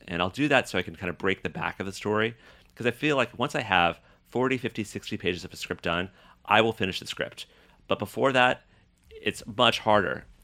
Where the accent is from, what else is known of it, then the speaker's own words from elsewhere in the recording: Boulder, Colorado, United States; moved away; also born or lived in Paris; growing up in Boulder, Colorado